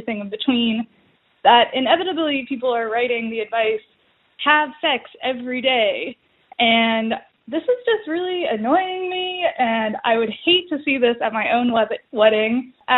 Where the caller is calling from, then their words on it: Midwest, United States; I'm calling from the Midwest as a millennial woman who is starting to attend a lot of my friends' weddings.